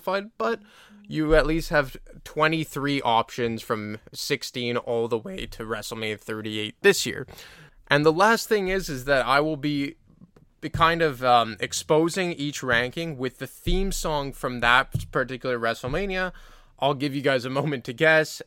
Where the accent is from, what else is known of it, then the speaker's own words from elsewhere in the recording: Canada; I'm a Canadian